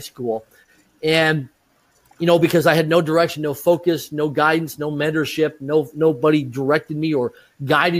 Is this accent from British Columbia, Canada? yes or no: no; Swift Current, Saskatchewan, Canada; I grew up in Swift Current, Saskatchewan, Canada, small rural community of less than 20,000 people in population.